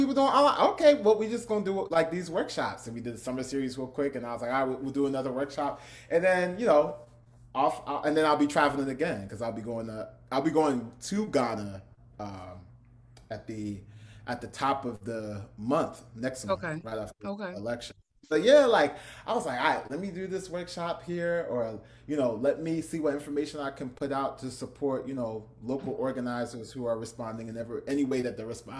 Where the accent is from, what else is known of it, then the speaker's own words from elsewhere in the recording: Newark, New Jersey, United States; people thought that I lived in Brooklyn, and I was like, nah, I'm from Jersey. I'm from Newark.